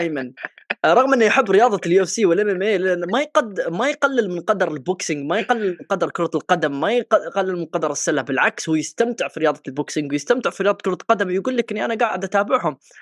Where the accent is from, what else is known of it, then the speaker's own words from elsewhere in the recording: Yemen; انا من اليمن